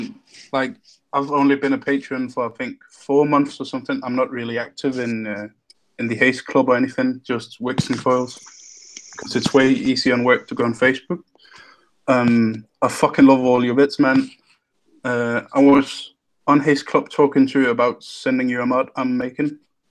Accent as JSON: {"language": "English", "country": "Denmark", "accent": "British", "second_language": "English", "said": "No, I'm not. I'm Danish, actually, but no I've way. Just adopted the British accent because the Danish accent is fucking terrible."}